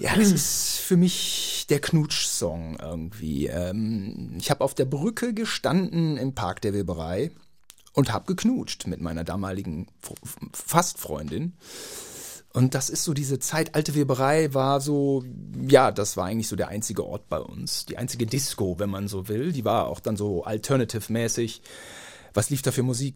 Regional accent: Gütersloh, North Rhine-Westphalia, Germany; Wir sind da gut aufgewachsen

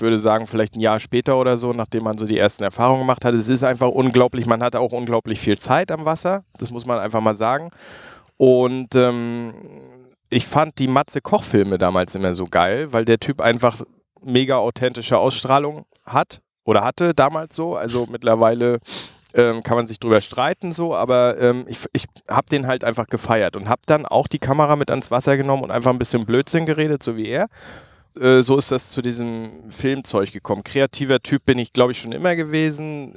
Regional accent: Mecklenburg-Vorpommern, Germany; Ich bin ja Mecklenburger

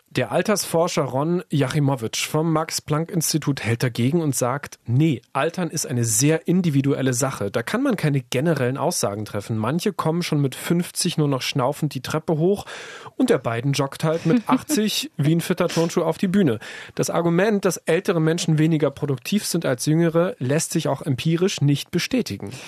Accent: Germany; bei uns in Deutschland

